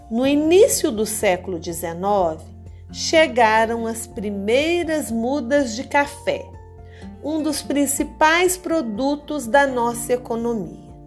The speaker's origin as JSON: {"language": "Portuguese", "town": "Boa Esperança", "region": "Minas Gerais", "country": "Brazil", "tie": "born or raised there", "said": "Boa Esperança, uma cidade muito charmosa que se localiza no sul de Minas Gerais, minha cidade natal"}